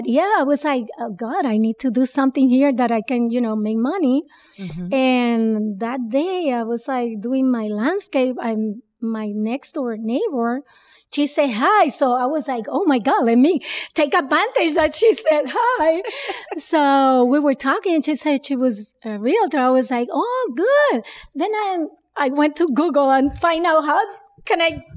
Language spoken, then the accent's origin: English; Caguas, Puerto Rico; moved away as an adult; now in United States; Puerto Rico. I was born in Puerto Rico. Caguas.